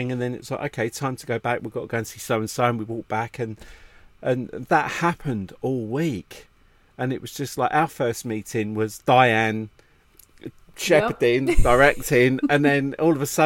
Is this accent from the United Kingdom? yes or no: yes; England, United Kingdom; being English